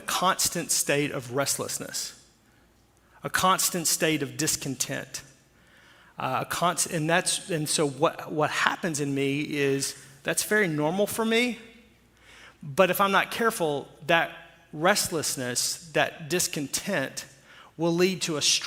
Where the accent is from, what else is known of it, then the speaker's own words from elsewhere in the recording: Arkansas, United States; moved away; I grew up in Arkansas, right? So the tallest building in my hometown is 4 stories